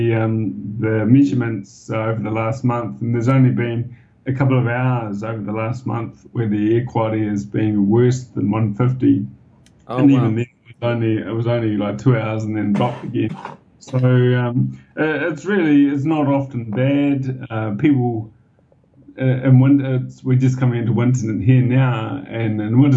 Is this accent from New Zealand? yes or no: yes; Wellington, New Zealand; moved away as an adult; now in Shanghai, China; I grew up in Wellington, and there are so many hills around